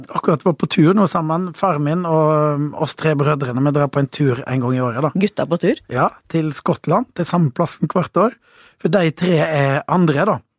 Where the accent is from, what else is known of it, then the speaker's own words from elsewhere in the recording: Kristiansand, Agder, Norway; born there; og så eh, ble jeg født i Kristiansand.